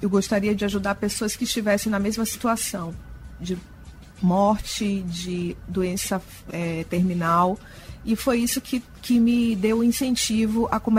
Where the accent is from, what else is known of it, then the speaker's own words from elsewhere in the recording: Salvador, Bahia, Brazil; moved away as an adult; E vim de Salvador muito jovem, eu tinha só 24 anos, e acabei aportando aqui e me apaixonando por essa cultura.